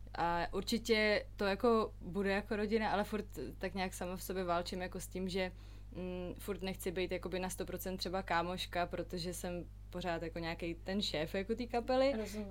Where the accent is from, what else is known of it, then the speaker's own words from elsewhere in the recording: Prague, Czechia; also born or lived in London; narodila jsem se, vyrůstala jsem v Praze